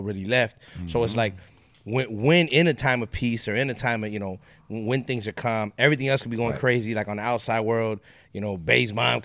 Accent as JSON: {"language": "English", "area": "Inland Empire, San Bernardino County", "region": "California", "country": "United States", "said": "I'm from the Inland Empire. So in San Bernardino County"}